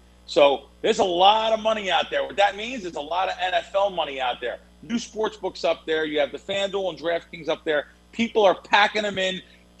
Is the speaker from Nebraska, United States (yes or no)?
no; New York City, New York, United States; Yeah, Joe and Joe was a big produce place where I grew up in the Bronx.